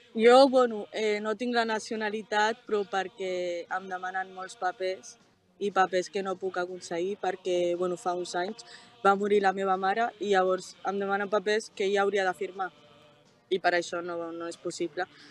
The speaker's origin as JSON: {"language": "Catalan", "region": "Catalonia", "country": "Spain", "tie": "born or raised there", "also_born_or_lived": "Morocco", "said": "vaig venir des del Marroc amb 3 anys, amb els meus germans i amb els meus pares, i portem aquí ja 18-19 anys"}